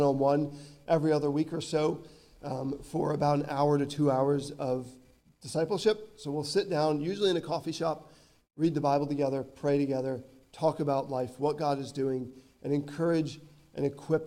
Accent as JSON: {"language": "English", "country": "United States", "moved": "as an adult", "lives_now": "Northern Ireland, United Kingdom", "said": "Being American"}